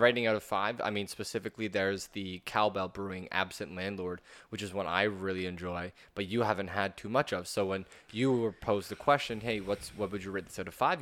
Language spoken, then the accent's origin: English; Norfolk County, Ontario, Canada; moved away; back in my hometown, uh, around Norfolk County